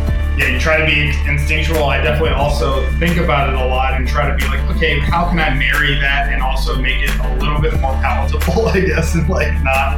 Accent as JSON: {"language": "English", "town": "Atlanta", "region": "Georgia", "country": "United States", "moved": "yes", "lives_now": "California, United States", "said": "I'm from Atlanta, Georgia, and live in California"}